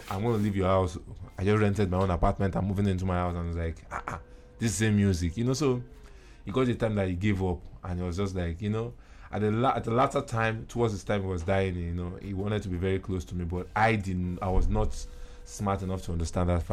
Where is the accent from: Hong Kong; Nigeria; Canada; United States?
Nigeria; Lagos; I'm a Nigerian, and I was born in Lagos, and I prefer to be called a Lagosian